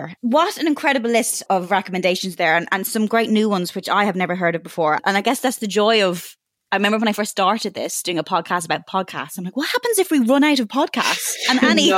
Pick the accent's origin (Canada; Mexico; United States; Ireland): Ireland; moved away; as an Irish person, especially living away from home